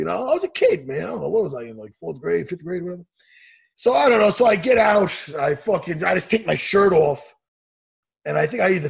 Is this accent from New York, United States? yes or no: yes; Long Island, New York, United States; here in Long Island, here in my hometown.